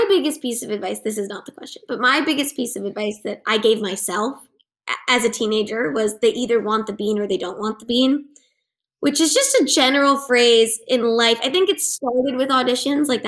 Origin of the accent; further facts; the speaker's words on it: Los Angeles, California, United States; I grew up in Cheviot Hills